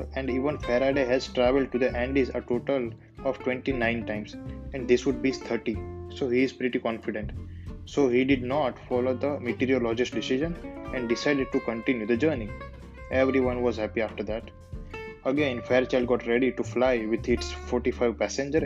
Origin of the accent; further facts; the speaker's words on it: India; I'm from India.